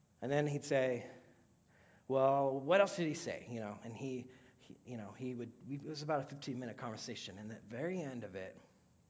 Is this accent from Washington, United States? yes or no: yes; Washington, United States; also born or lived in Bellingham; we're from Washington State